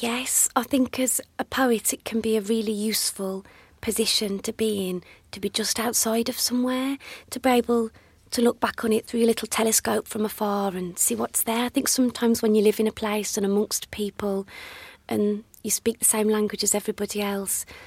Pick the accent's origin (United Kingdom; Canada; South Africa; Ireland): United Kingdom; Dudley, West Midlands; accent: Black Country; I grew up in Dudley, in the black country, an area sadly with a much maligned accent